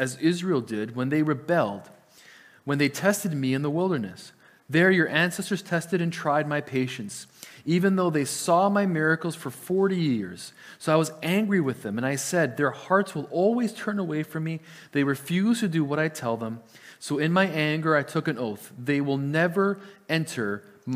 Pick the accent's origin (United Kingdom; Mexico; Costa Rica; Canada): Canada; Lower Mainland, British Columbia; first language Italian; English is a second language; moved away; I am from the Lower Mainland. My family still lives in the Lower Mainland